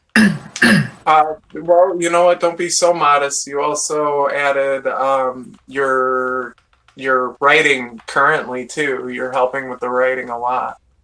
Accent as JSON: {"language": "English", "town": "Sterling Heights", "region": "Michigan", "country": "United States", "said": "I'm, from, Metro Detroit. It's a place called Sterling Heights, but uh, just outside of Detroit in Michigan."}